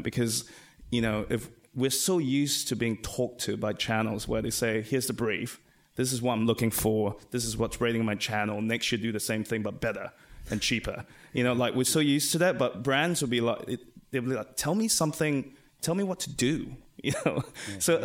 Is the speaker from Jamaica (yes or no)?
no; Singapore; we come from Asia, uh, from Singapore